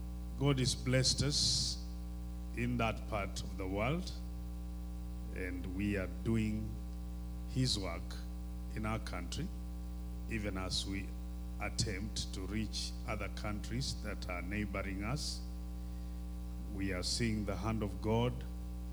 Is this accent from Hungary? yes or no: no; Kenya; I am from Kenya